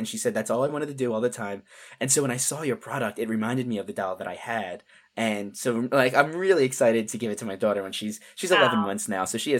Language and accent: English; Philadelphia, Pennsylvania, United States; We grew up in Philadelphia. And so we would go to the Philadelphia Zoo.